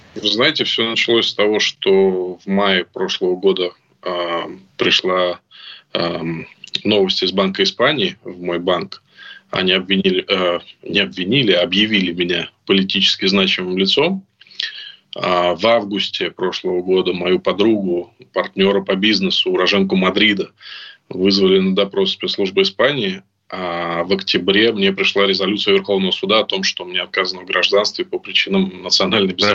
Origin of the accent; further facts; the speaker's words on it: Moscow, Russia; moved away as an adult; now in Spain; я уехал из России, мне было восемнадцать лет